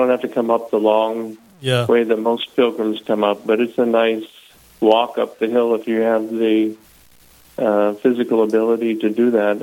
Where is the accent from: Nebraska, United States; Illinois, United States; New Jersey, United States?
Nebraska, United States; moved away as an adult; also born or lived in Massachusetts / Italy / Australia / Connecticut; now in La Crosse, United States; I'm originally from Nebraska